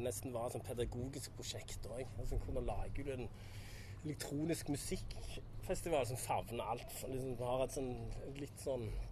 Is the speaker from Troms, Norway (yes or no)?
no; Randaberg, Rogaland, Norway; moved away as an adult; also born or lived in Ålesund; now in New York, United States; Randaberg, det er jo der jeg kommer fra